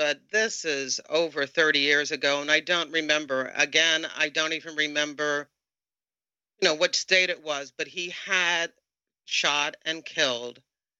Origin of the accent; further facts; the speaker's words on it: Tidewater area, Virginia, United States; I spent a very short time, 6 months, in the Norfolk, Virginia office. I'm from the Tidewater area